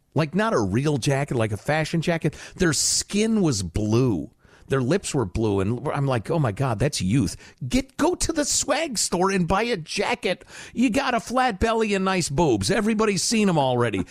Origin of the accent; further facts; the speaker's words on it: Chicago, Illinois, United States; moved away; I grew up in Chicagoland